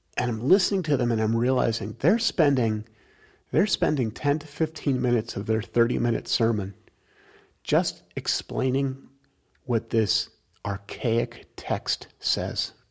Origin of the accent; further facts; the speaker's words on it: New York, United States; I'm from New York